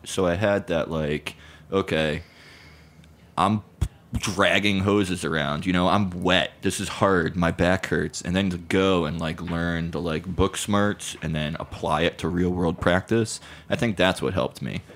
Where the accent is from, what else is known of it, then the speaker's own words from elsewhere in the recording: Connecticut, United States; moved away as an adult; also born or lived in San Francisco, California / Oakland, California; now in New York, United States; growing up in Connecticut